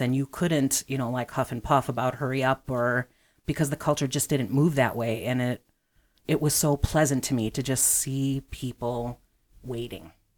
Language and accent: English; Chicago, Illinois, United States; I am from the southeast side of Chicago, so I grew up near and, um, have lived in Chicago for most of my life.